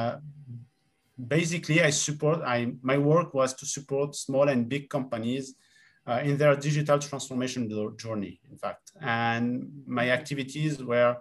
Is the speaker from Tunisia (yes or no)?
yes; Tunisia; moved away as an adult; also born or lived in Rennes, France; So I grew up in Tunisia and I lived in Tunisia until, in fact, my, let's say 18 years old.